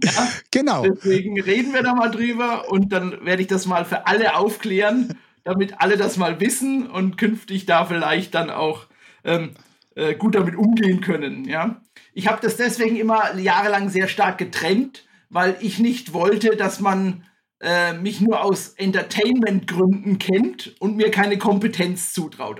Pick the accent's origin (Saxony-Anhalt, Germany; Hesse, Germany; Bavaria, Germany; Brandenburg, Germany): Bavaria, Germany; Bad Königshofen im Grabfeld; now in Staufen im Breisgau, Germany; ich bin wie du aufgewachsen in Franken. Und zwar hatte ich das Glück, in einem Kurort aufzuwachsen. Ja, das, ich sag mal den Namen, schöne Grüße auch an Bad Königshofen im Grabfeld.